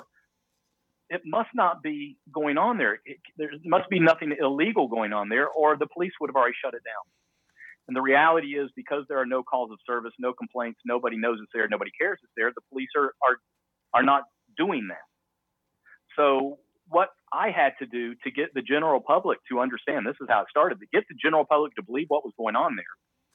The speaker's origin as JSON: {"language": "English", "region": "the South", "country": "United States", "said": "I'm from the South"}